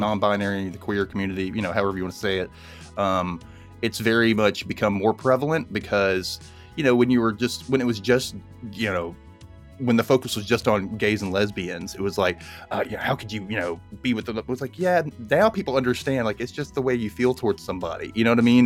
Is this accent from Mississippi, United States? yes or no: yes; Mississippi, United States; I grew up in Mississippi in the nineties